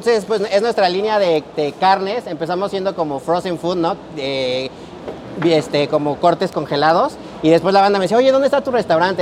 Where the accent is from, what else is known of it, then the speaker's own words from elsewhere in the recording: Mexico; soy mexicano